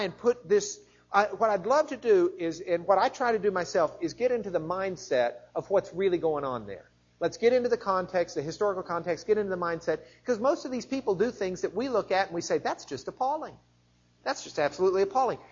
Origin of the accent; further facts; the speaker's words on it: Lubbock, Texas, United States; I'm from Lubbock